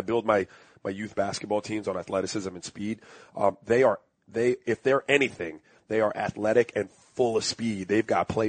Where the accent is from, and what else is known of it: Miami, Florida, United States; born or raised there